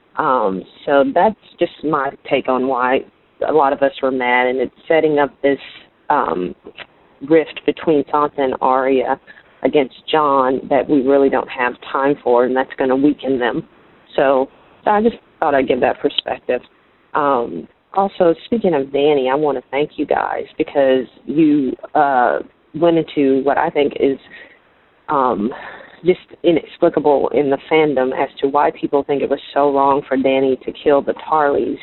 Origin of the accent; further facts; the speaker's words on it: Texas, United States; now in Arizona, United States; from Arizona, by way of Texas. I was born in Texas